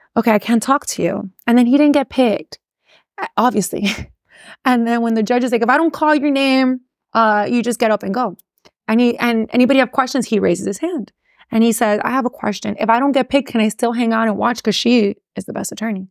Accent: Miami, Florida, United States; accent: Miami; first language English; also born or lived in Gainesville, Florida; the people like myself who were born here, who speak English, that's really my first language and went to school here

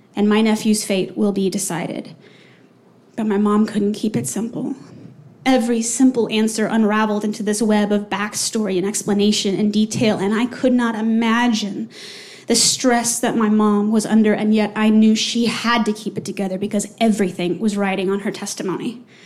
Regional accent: Texas, United States; moved away; fly home to Texas to be with my sweet, lovely five year old nephew

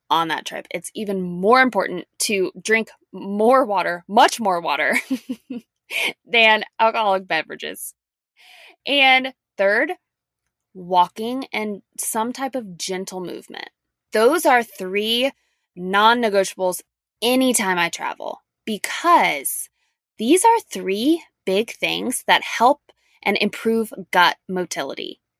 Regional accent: Louisiana, United States; moved away; a long trip to my hometown in Louisiana

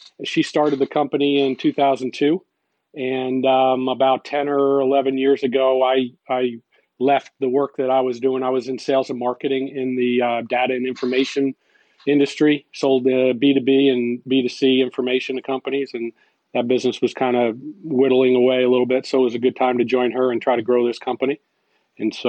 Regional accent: Guilderland, New York, United States; I grew up in Gilderland, New York. It's just right outside of Albany, New York

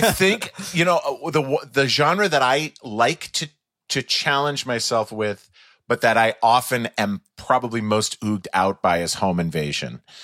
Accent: just outside of St. Paul, Minnesota, United States; I grew up just outside of St. Paul, Minnesota

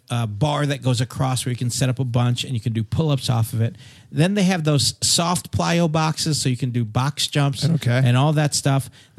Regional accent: Fiji; You're being so determined. I grew up in Fiji.

